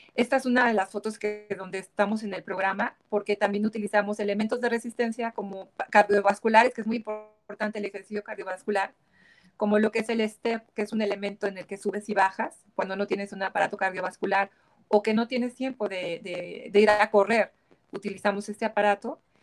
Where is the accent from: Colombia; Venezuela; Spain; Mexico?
Mexico; como mexicana